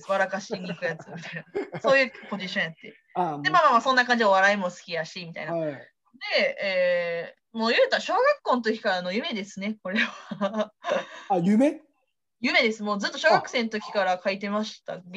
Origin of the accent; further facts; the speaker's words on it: Osaka, Japan; moved away; also born or lived in United States / Canada / Australia / New Zealand; もうほんまに大阪出身なんで、まあね、小さい頃から NHK よりも吉本新喜劇がね、家で流れてるような環境でして